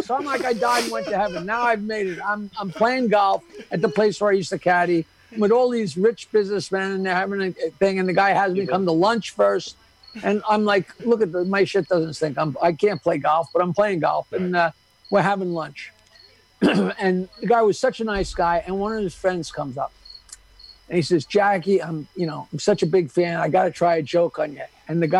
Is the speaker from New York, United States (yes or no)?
yes; New York, United States; Growing up on Long Island, I couldn't believe it.